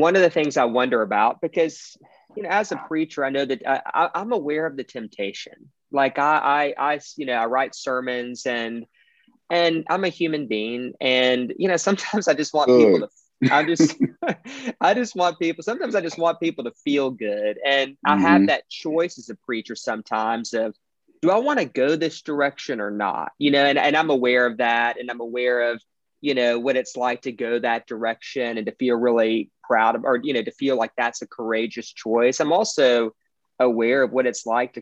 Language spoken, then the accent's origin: English; Beaumont, Texas, United States; I'm from Beaumont, Texas. It's kind of Southeast Texas, right by the border of Louisiana